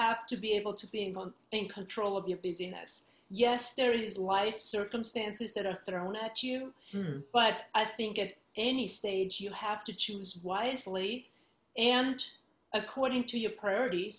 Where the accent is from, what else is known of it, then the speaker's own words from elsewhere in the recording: Vienna, Austria; moved away as an adult; I am from Vienna, Austria, and grew up there through grad school